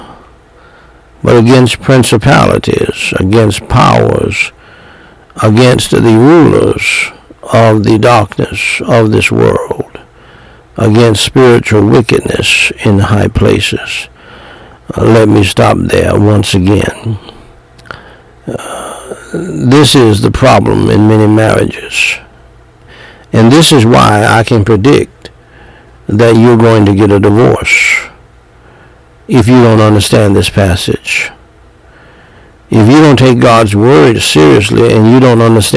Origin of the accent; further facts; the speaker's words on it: United States; I'm black American